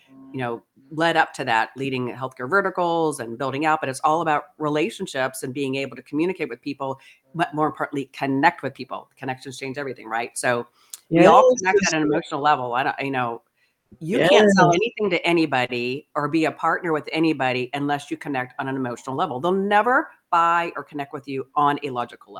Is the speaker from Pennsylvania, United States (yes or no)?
yes; Pittsburgh, Pennsylvania, United States; also born or lived in New Jersey / Ohio / Kansas City; now in California, United States; I was born in New Jersey, raised Pittsburgh. Then we moved as a family to Ohio